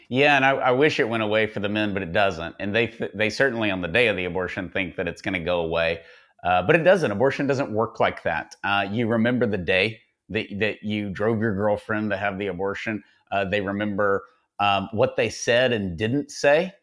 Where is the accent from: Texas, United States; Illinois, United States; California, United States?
Texas, United States; Tyler; I'm from Tyler